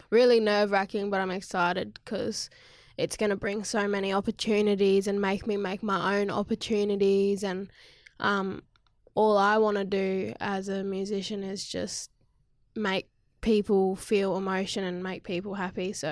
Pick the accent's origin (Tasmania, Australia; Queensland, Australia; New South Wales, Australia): Queensland, Australia; Cairns; also born or lived in Victoria / Ballarat; in Cairns, um, and then I travelled between Victoria and Cairns and Ballarat because Dad was in the army.